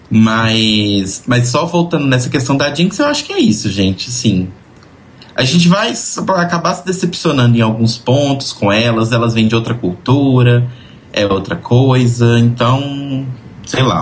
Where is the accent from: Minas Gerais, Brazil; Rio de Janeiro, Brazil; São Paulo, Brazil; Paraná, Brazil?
Minas Gerais, Brazil; Belo Horizonte; Afinal, sou de Belo Horizonte, sempre sozinha.